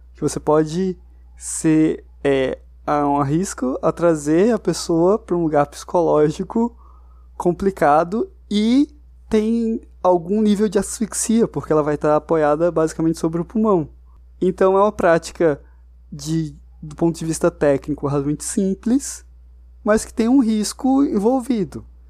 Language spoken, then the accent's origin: Portuguese; Brazil; a gente, como brasileiro